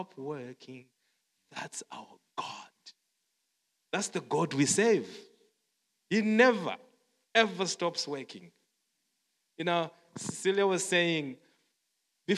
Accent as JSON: {"language": "English", "country": "Zimbabwe", "tie": "born or raised there", "moved": "as an adult", "lives_now": "South Africa", "said": "growing up in Zimbabwe, I'm from Zimbabwe and we work in South Africa"}